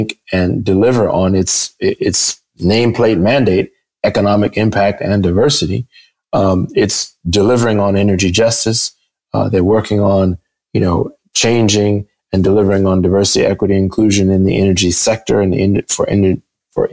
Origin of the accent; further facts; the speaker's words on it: Michigan, United States; in my home state in Michigan